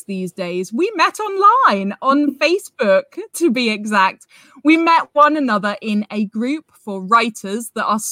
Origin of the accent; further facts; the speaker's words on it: United Kingdom; We're both British.